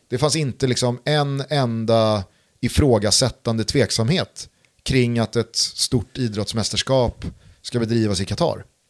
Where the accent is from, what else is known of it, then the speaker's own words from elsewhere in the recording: Sweden; jag lever ju här och yeah. är svensk.